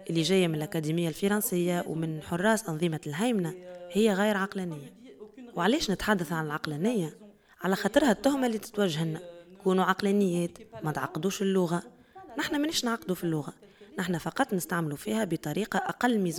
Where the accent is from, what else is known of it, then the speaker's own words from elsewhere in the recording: Tunisia; رغم كوني تونسية